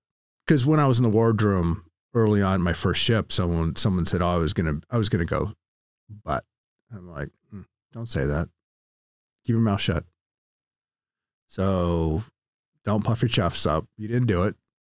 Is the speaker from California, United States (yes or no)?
yes; Sacramento, California, United States; moved away as an adult; now in Southern California, United States; Grew up in Sacramento, California.